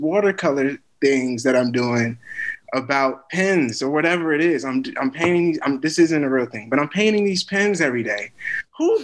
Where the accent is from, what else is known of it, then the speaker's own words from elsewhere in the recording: United States; I'm an American